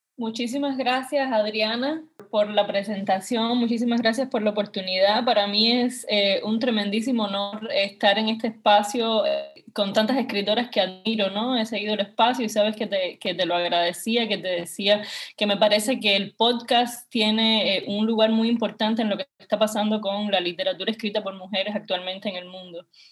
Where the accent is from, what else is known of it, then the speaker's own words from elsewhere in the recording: Havana, Cuba; accent: Cuban; yo vengo de de un barrio que se llama el barrio del Cerro